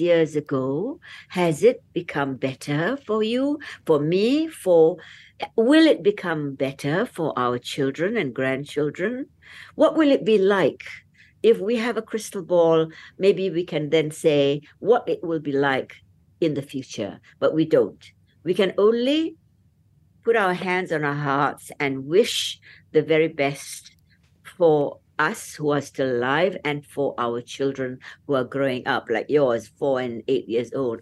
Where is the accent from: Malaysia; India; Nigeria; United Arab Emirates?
Malaysia